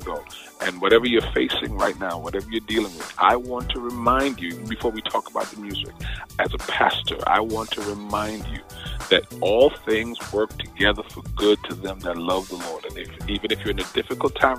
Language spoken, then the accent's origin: English; New York City, New York, United States; also born or lived in Bed-Stuy, Brooklyn / Queens; I was in Beverly Road in East Flatbush. That's where I did most of my growing up